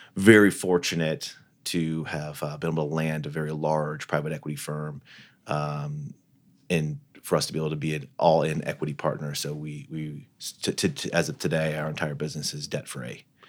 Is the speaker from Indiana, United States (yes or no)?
yes; Fort Wayne, Indiana, United States; moved away; growing up in Fort Wayne, Indiana